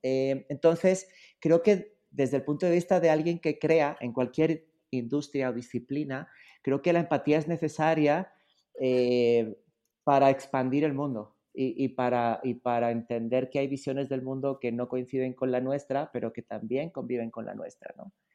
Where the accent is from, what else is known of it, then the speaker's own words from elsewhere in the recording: Spain; moved away as an adult; now in Mexico; a mí me tocó nacer y vivir en España durante mucho tiempo, eh, pero la verdad ya cuando vine para acá ya no regresé